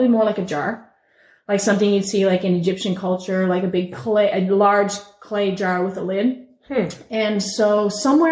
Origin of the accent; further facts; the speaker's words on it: Newfoundland and Labrador, Canada; I grew up in Newfoundland